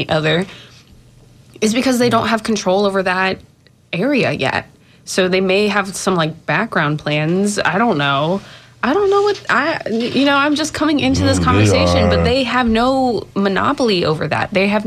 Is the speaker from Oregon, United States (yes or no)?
no; Jacksonville, Florida, United States; now in Tampa, United States; I'm from Jacksonville